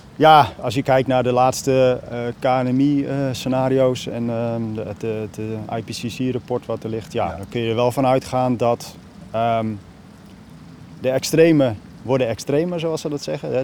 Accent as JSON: {"language": "Dutch", "region": "Friesland", "country": "Netherlands", "tie": "born or raised there", "moved": "yes", "said": "ik ben opgegroeid in Friesland"}